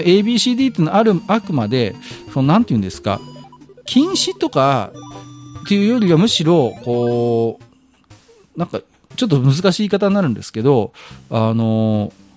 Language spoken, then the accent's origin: Japanese; Tohoku, Japan; 僕東北人で色白